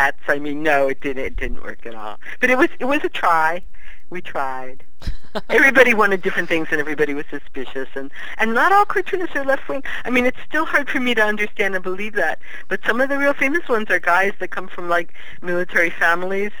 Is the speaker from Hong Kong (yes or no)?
no; Maryland, United States; also born or lived in Virginia; I was born in Virginia and grew up in Maryland